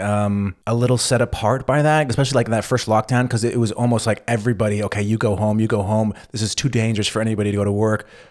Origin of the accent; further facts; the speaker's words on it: California, United States; moved away as an adult; now in Berlin, Germany; U S, California